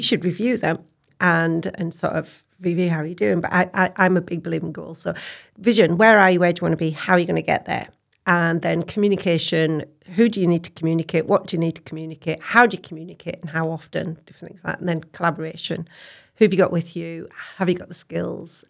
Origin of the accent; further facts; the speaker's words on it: Cumbria, North West England, United Kingdom; moved away as an adult; now in Scotland; I am, um, born and bred in Cumbria, um, farmer's daughter on a beef and sheep hill farm, uh, between Cockermouth and Keswick, a beautiful little valley called Lawton